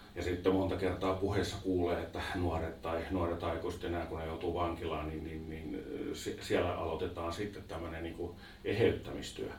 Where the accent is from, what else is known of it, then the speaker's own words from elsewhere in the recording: Vantaa, Uusimaa, Finland; Sama paikka, missä mä olin kotoisin